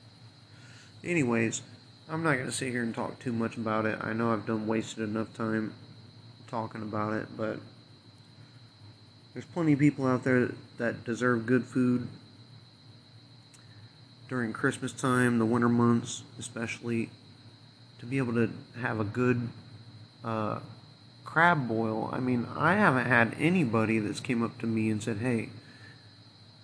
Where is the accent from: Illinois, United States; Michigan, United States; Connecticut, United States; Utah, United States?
Illinois, United States; I was born and raised here in Illinois